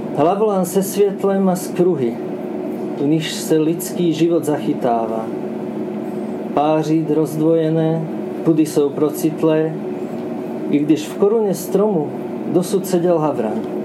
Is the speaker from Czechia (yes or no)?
no; Slovakia; first language Slovak; Czech is a second language; also born or lived in Luxembourg; now in Czech Republic; překládám svoje vlastní básně ze slovenštiny do češtiny, protože jsem Slovák. Ale žiju tady už dost dlouho